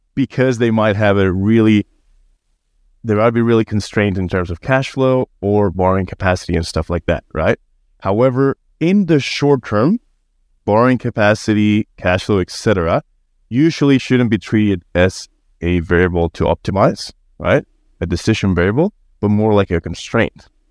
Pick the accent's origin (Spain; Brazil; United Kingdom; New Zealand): Spain; moved away as an adult; now in Australia; I was born and raised in Spain and been in Australia for a few years